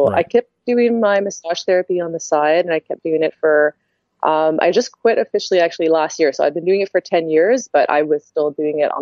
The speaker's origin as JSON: {"language": "English", "town": "Toronto", "region": "Ontario", "country": "Canada", "said": "I'm from Toronto originally"}